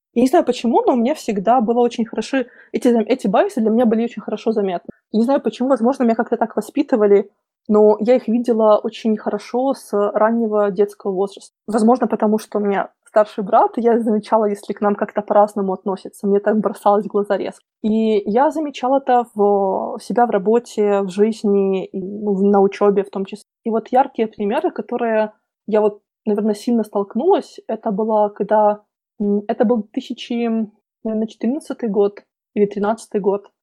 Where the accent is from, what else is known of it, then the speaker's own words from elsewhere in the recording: Belarus; moved away as an adult; also born or lived in Minsk; now in London, United Kingdom; я сама и родом из Беларуси